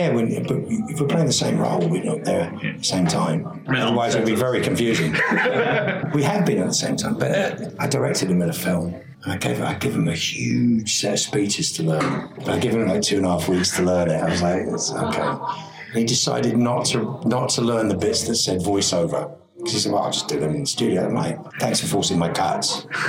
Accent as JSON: {"language": "English", "region": "England", "country": "United Kingdom", "moved": "yes", "said": "being English and having never really worked in England, apart from I did In the Name of the Father after I'd been working in America."}